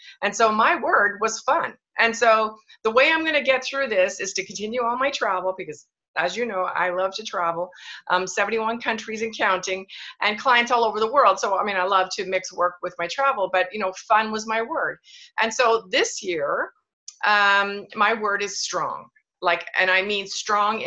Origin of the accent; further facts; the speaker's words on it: Canada; moved away as an adult; also born or lived in Kelowna, British Columbia; even though I'm Canadian, but I hadn't lived in Canada for 12 years, I'm back and I live in the warmest place in Canada, by the way, Kelowna, British Columbia